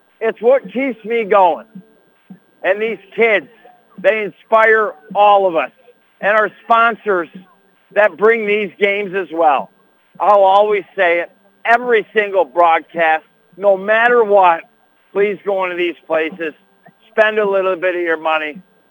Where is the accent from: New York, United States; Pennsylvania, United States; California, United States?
New York, United States; Madrid; I'll never forget growing up in Madrid